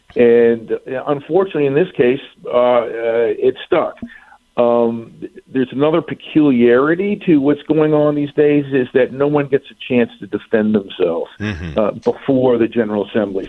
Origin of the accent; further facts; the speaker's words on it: Virginia, United States; when I was growing up in Virginia.